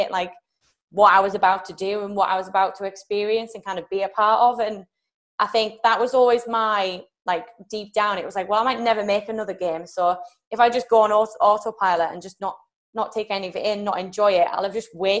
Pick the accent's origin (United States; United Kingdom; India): United Kingdom; I'm from Great Britain